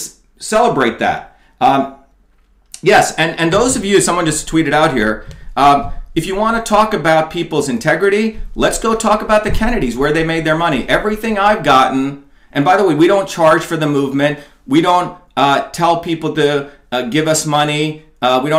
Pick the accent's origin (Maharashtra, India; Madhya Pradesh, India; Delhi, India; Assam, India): Maharashtra, India; Mumbai; moved away; also born or lived in New Jersey, United States; I was born in an India of Bombay, with slums and poverty